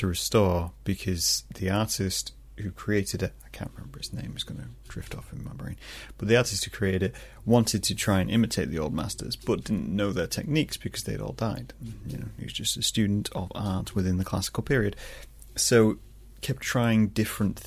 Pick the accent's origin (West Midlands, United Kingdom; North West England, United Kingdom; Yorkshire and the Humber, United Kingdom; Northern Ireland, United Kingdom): Yorkshire and the Humber, United Kingdom; Scunthorpe; moved away; I'm originally from Scunthorpe